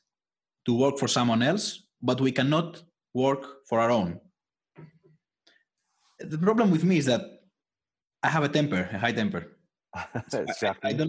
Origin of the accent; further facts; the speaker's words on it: Athens, Attica, Greece; English is a second language; I was born in Athens, Greece, so I never left.